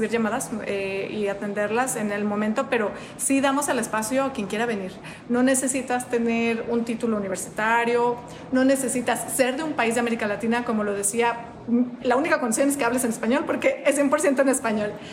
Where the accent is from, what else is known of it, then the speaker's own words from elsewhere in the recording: Mexico; moved away as an adult; now in Bloomington, United States; en mi país, en México.